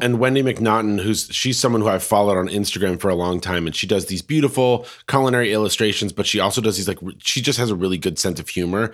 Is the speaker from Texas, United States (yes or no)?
no; Colorado, United States; now in Portland, United States; I'm from Colorado.